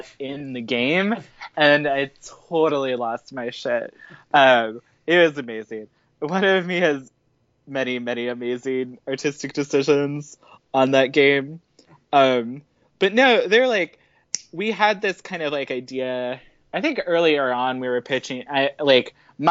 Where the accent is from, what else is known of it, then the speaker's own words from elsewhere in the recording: Midwest, United States; I grew up in the Midwest, so I have a really complicated relationship with religion